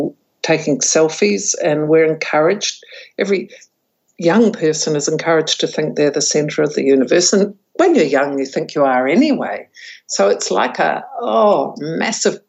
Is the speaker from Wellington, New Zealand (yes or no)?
no; Taranaki, New Zealand; I'm actually from Taranaki